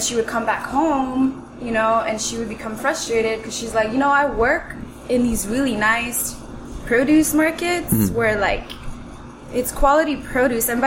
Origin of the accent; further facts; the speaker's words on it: Huntington Park, California, United States; I was born and raised in Huntington Park